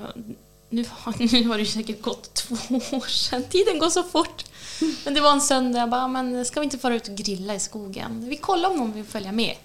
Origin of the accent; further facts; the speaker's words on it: Nyliden, Västernorrland County, Sweden; När jag växte upp i Nyliden också ovanför Björna